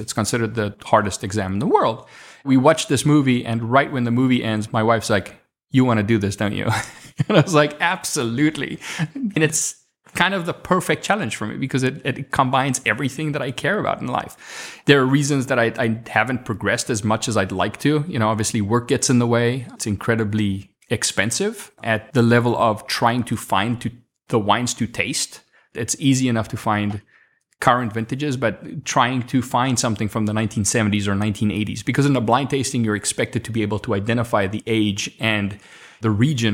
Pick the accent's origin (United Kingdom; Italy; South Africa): South Africa; first language Afrikaans; English is a second language; moved away as an adult; now in United States; I'm from Africa